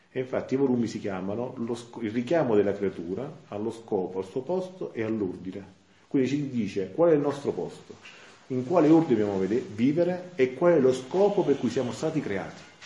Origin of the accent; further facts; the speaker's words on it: Santa Maria Capua Vetere, Campania, Italy; vengo da Santa Maria Capovetro